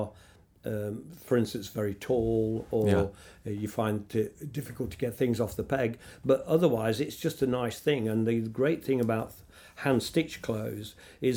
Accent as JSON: {"language": "English", "town": "Nottingham", "region": "East Midlands", "country": "United Kingdom", "tie": "born or raised there", "said": "five warehouses in my hometown"}